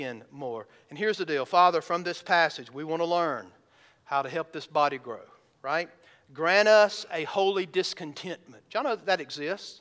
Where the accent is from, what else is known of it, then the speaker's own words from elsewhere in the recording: the South, United States; I grew up in the South.